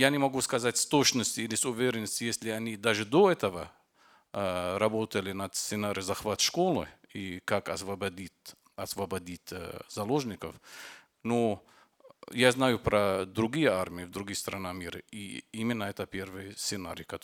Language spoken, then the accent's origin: Russian; Lebanon; Russian is a second language; Я из Ливана. … Это маленькое государство, а, окружено Сирия и Израиль и Средиземное море. Я из Ливана.